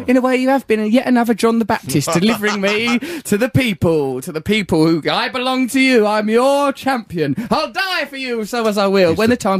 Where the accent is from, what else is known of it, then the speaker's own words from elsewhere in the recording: London, United Kingdom; I'm bourgeois, but I'm from Leytonstone.